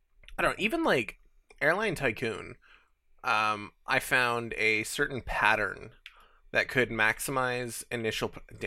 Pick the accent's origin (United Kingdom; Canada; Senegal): Canada; we're Canadian, yeah.